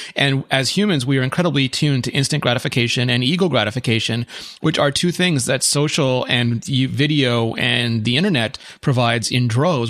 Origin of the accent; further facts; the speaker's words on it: Quebec, Canada; as a Quebecer